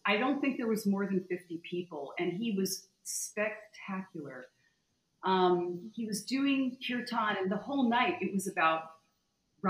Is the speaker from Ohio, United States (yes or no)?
no; Connecticut, United States; moved away as an adult; also born or lived in Malibu, California; I was born and raised in Connecticut